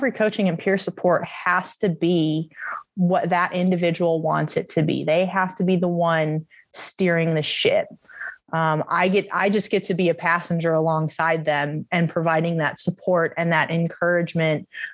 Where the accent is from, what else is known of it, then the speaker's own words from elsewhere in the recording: Cleveland, Ohio, United States; moved away as an adult; now in Boise, United States; I'm from Cleveland